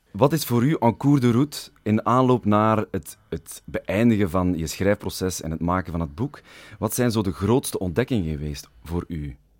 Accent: Flanders, Belgium; Ik ben een Vlaming

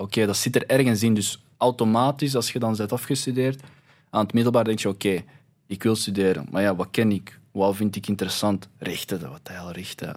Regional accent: Belgium; wij zijn hier geboren

